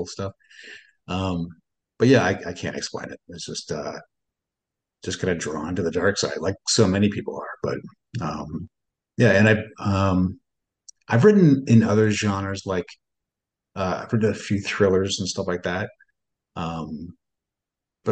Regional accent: Northern Ontario, Canada; I grew up in Northern Ontario

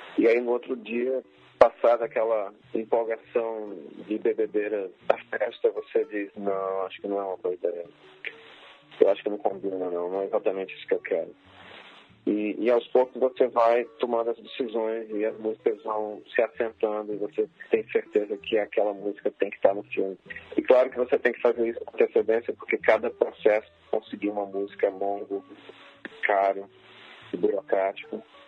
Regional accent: Brazil; como brasileiro

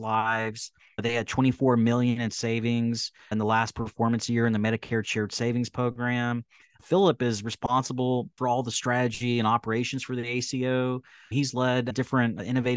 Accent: Central Texas, United States; I have a similar upbringing growing up in Central Texas

